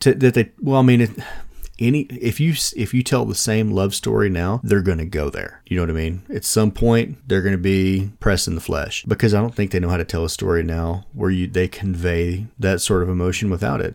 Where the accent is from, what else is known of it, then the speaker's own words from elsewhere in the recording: United States; as an American